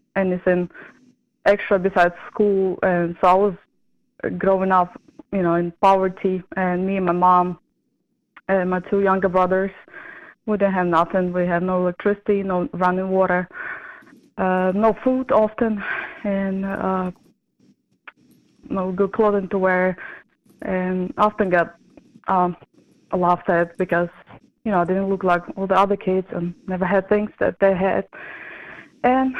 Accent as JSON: {"language": "English", "country": "Ukraine", "tie": "born or raised there", "moved": "as an adult", "lives_now": "Baton Rouge, United States", "said": "I was raised in Ukraine until I was 25, and I moved to America 8 years ago."}